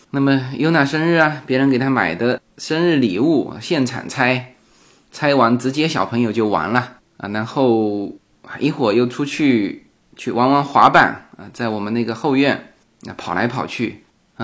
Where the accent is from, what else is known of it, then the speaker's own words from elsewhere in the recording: Fuzhou, Fujian, China; moved away as an adult; now in Los Angeles, United States; 我们福州那边就传统就有这种，这种在家里办宴席的，呃，这个习俗